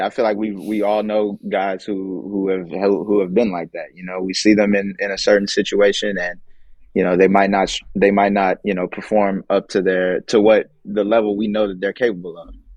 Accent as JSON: {"language": "English", "country": "United States", "said": "being American"}